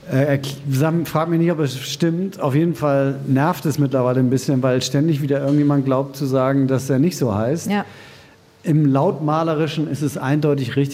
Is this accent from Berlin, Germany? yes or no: no; Hamburg, Germany; ich sage als Hamburger, ich finde, Hamburg ist eine geile Stadt